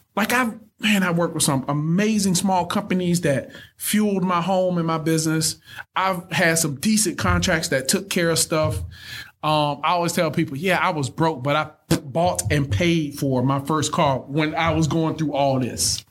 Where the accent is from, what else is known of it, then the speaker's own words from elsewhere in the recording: Thomaston, Georgia, United States; I'm from Thomaston, Georgia. Most people have never heard of Thomaston